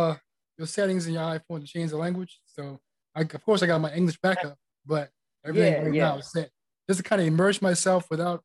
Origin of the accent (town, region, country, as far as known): Charleston, South Carolina, United States; born or raised there; now in New Mexico, United States